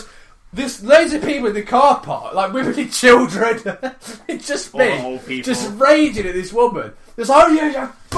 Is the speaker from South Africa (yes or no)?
no; United Kingdom; Me being British